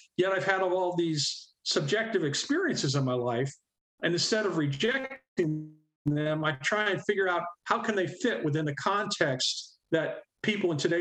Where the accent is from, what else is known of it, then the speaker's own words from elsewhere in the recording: Corning, New York, United States; also born or lived in Troy, New York; I'm originally from Western New York State, being born in Corning.